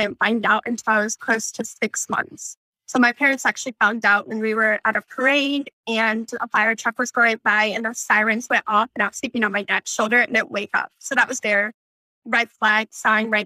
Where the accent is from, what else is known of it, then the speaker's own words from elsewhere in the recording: Michigan, United States; moved away as an adult; now in North Carolina, United States; I grew up in Michigan and participated in the camp that you just talked about